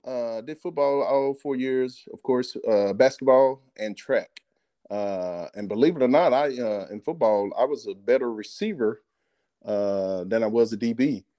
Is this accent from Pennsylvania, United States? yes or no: no; Terrell, Texas, United States; moved away as an adult; also born or lived in Arkansas / Denver / Detroit; born and raised in Terrell, Texas.